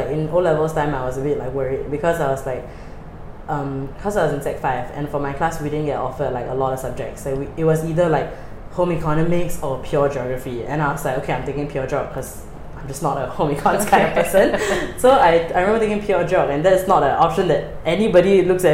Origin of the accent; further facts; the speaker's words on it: Singapore; my childhood here